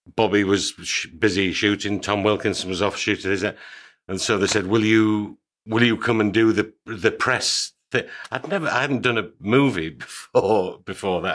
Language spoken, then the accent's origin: English; York, Yorkshire and the Humber, United Kingdom; I'm, I'm from York